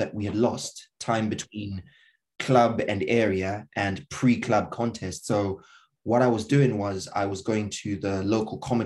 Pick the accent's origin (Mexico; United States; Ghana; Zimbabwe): Zimbabwe; moved away; I'm from Zimbabwe